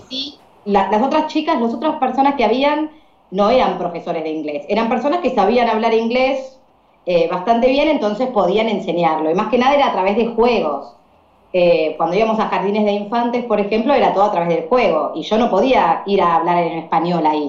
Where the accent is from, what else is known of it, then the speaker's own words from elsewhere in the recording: Argentina; Yo soy profe de inglés acá en mi país